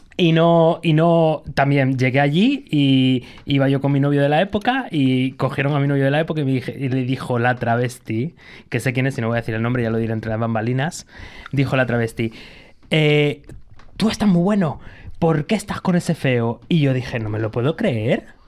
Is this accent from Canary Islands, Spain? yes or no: yes; Gran Canaria, Canary Islands, Spain; now in Madrid, Spain; yo nací, bueno, nací aquí en Madrid, pero viví en Gran Canaria durante mucho tiempo